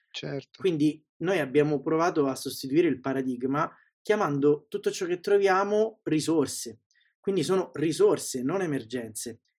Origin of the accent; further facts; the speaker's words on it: Sicily, Italy; now in Rome, Italy; E nella vita vivo a Roma, sono siciliano, sono nato in Sicilia, anche se il mio accento è un po' lo, lo controlla e vive a Roma da 15 anni